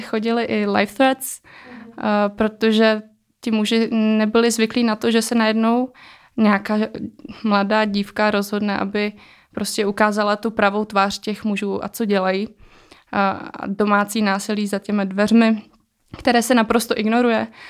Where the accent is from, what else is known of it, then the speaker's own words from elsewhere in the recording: Czechia; jsem se narodila e, v České republice, takže už jsem tady e, vyrůstala